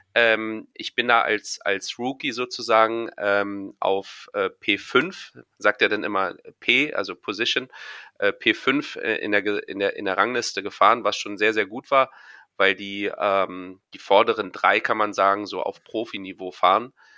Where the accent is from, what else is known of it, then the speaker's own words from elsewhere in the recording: Berlin, Germany; für mich äh, als Berliner